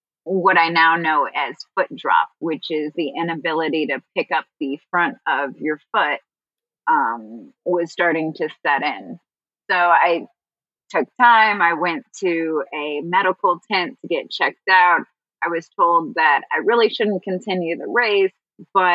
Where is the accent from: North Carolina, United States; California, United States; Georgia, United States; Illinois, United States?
Illinois, United States; Chicago; my hometown of Chicago